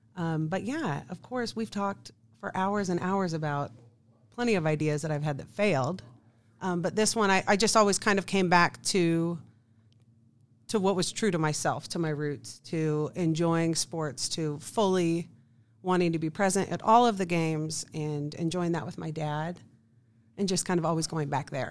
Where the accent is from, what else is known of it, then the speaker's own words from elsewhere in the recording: Kansas City, Missouri, United States; I am from Kansas City, right here. Uh, went to Oak Park High School.